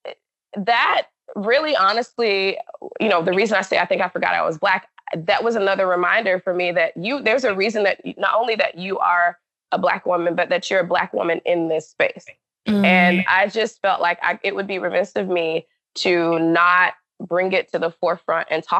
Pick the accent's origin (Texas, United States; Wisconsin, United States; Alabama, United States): Alabama, United States; moved away as an adult; also born or lived in Florida / Hawaii; now in Seattle, United States; in my hometown in Alabama